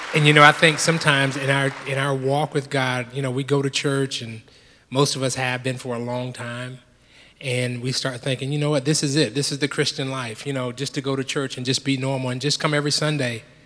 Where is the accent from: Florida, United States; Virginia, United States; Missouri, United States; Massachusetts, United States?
Florida, United States; Jacksonville; I grew up in Jacksonville, Florida